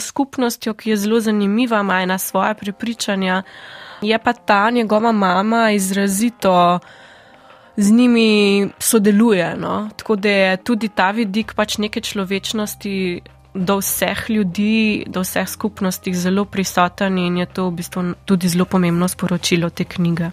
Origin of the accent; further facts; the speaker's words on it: Primorska, Slovenian Littoral, Slovenia; prihajam iz Primorske